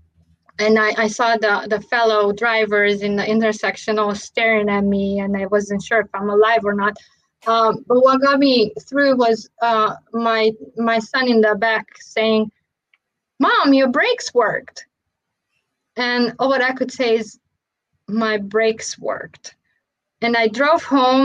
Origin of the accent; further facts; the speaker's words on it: Romania; moved away; when I was growing up in Romania